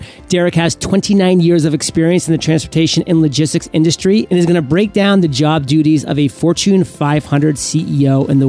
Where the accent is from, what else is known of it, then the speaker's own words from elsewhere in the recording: Canada; I'm actually a French Canadian